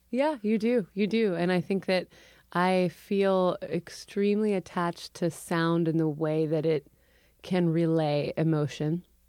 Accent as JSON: {"language": "English", "town": "Urbana", "region": "Illinois", "country": "United States", "tie": "born or raised there", "also_born_or_lived": "Champaign, Illinois / Chicago, Illinois", "moved": "yes", "said": "I was born in Champaign. I grew up in Urbana"}